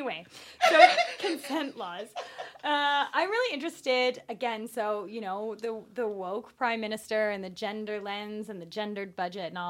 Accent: Arizona, United States; moved away; I grew up with that in Arizona

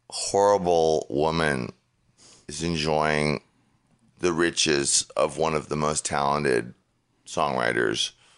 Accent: East Coast, United States; I met these people, and I was from the East Coast sensibility, and I didn't really understand, like, the hard drug thing.

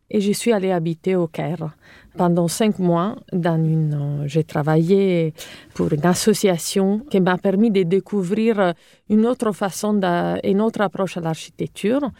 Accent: Cagliari, Sardinia, Italy; accent: Italian; French is a second language; moved away as an adult; also born or lived in Rome; je suis italienne, comme vous pouvez l'entendre. Donc, euh, j'ai hum, grandi en Sardaigne. Euh, ma ville natale s'appelle Cagliari et hum, j'ai vécu là-bas jusqu'à 18 ans

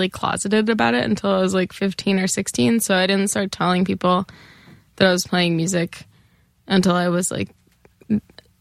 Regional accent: Elizabeth, New Jersey, United States; also born or lived in New Brunswick, New Jersey; I grew up in Elizabeth, New Jersey

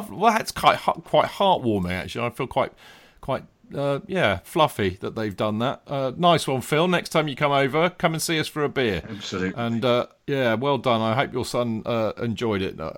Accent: Sydney, New South Wales, Australia; also born or lived in England; I'm from England, I grew up in Sydney, Australia.

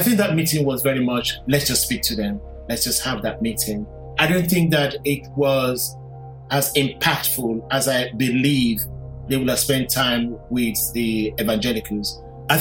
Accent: London, United Kingdom; I am British Nigerian. I was born in London in 1965

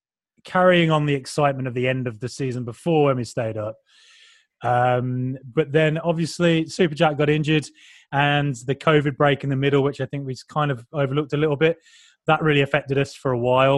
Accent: Ireland; So I've just repeated that mistake yet again, forgetting that I am Irish.

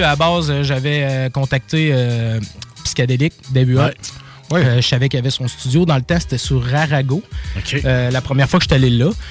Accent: Quebec City, Quebec, Canada; also born or lived in Sainte-Brigitte-de-Laval; je suis originaire, ben oui, de Québec. Euh, principalement, ben là, j'étais à Sainte-Brigitte-de-Laval

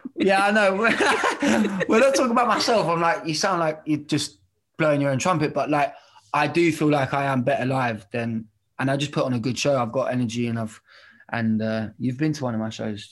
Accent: Bedford, East of England, United Kingdom; I am from Bedford

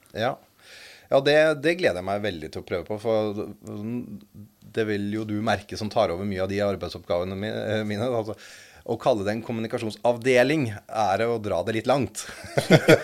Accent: Eastern Norway, Norway; oss østlendinger

